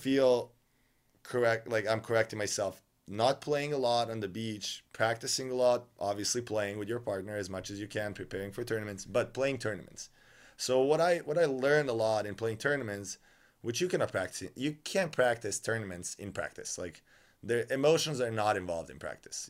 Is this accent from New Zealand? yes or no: no; Novi Sad, Vojvodina, Serbia; moved away as an adult; I'm from Novi Sad.